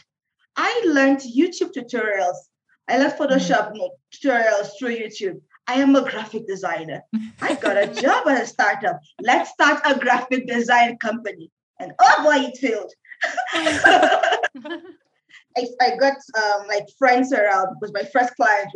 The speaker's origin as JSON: {"language": "English", "country": "Nigeria", "moved": "yes", "lives_now": "Kenya", "said": "I'm Nigerian, yeah. I'm in Kenya"}